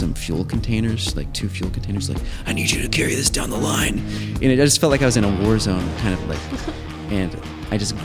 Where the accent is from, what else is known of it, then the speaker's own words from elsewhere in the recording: Missouri, United States; I'm from Missouri.